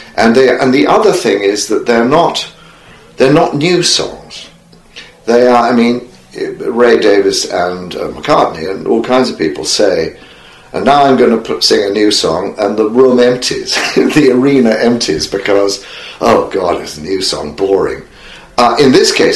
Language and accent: English; England, United Kingdom; moved away as an adult; also born or lived in California; I was homesick for England